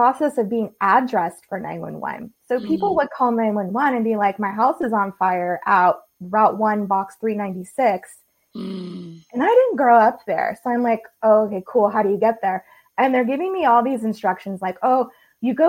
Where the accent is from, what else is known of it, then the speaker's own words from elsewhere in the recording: California, United States; moved away as an adult; also born or lived in Southeast Georgia; I grew up in California, and when I was 21, had one of those, I don't really know what I want to do with my life moments. And so I moved to Southeast Georgia